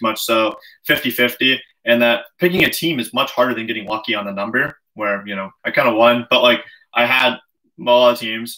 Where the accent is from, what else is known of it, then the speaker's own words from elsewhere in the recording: Canada; we're Canadian